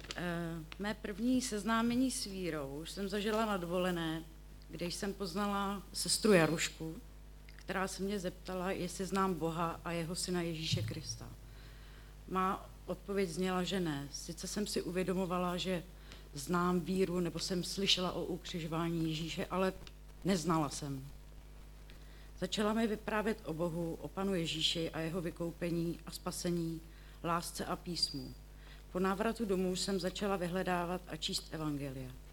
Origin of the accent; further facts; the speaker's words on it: Děčín, Ústí nad Labem Region, Czechia; pocházím z Děčína, bydlím v Pinově